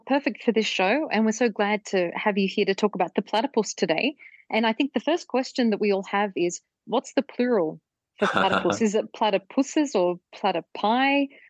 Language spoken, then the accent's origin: English; Australia; Because I grew up in Australia and that was the term that we used.